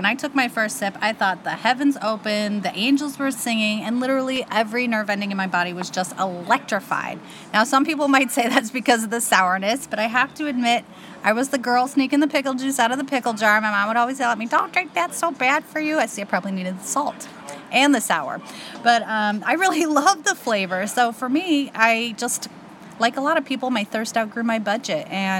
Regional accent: Chicago, Illinois, United States; also born or lived in Taiwan; I'm from Chicago, and I went to school at U of I Shampoo Banana. Champagne Urbana, for those of you not in the know. I majored in Mandarin, Chinese, and Spanish, and I lived in Taiwan.

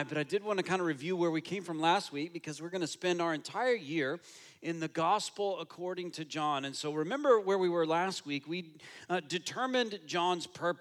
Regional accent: United States; now in Toronto, Canada; I'm American

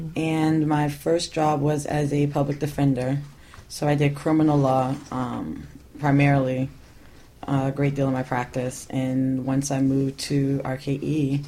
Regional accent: Fort Lauderdale, Florida, United States; also born or lived in Washington, D.C. / Gainesville, Florida; I grew up in Fort Lauderdale, Florida. I went to school in D.C., so I was in Washington, D.C. for 4 years. Decided to go to law school, and I went to UF, so I lived in Gainesville.

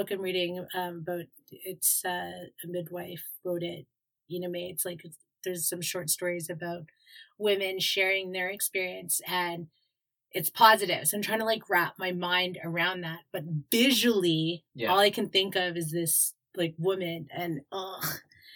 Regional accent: Vancouver, British Columbia, Canada; We're two Asians born and raised in Vancouver

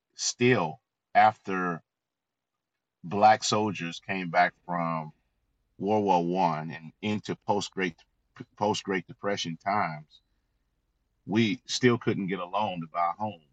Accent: Florida, United States; I grew up in the South. Uh, as you said, I'm a native of Florida

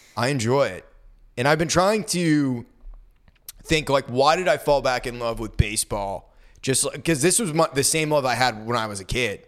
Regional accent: Maine, United States; moved away as an adult; I graduated and moved away from Maine

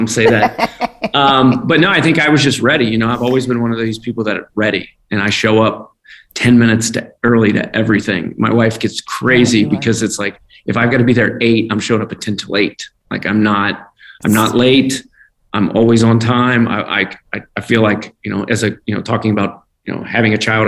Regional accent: Independence, Kentucky, United States; I grew up in Independence, Kentucky. So I'm just a hillbilly from Kentucky

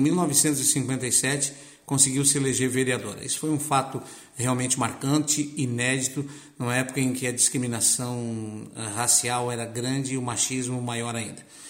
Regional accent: Lauro Müller, Santa Catarina, Brazil; Eu também sou natural do Barro Branco

